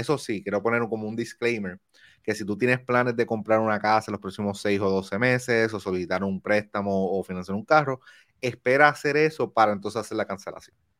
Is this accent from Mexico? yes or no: no; Puerto Rico; now in New Jersey, United States; yo soy de Manatizo, yo soy isla